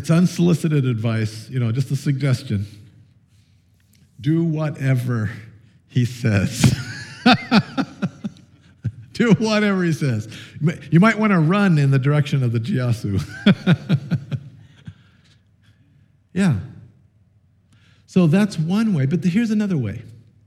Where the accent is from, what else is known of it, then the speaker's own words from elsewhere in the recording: Sheridan, Oregon, United States; I grew up in Sheridan, Oregon.